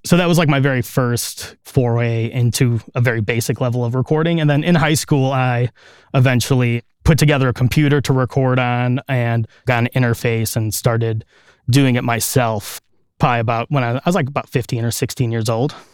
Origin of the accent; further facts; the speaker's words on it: Chicago area, Illinois, United States; I grew up here in the Chicago area, just a couple miles outside of the city in a nearby suburb. And I've lived here my whole life.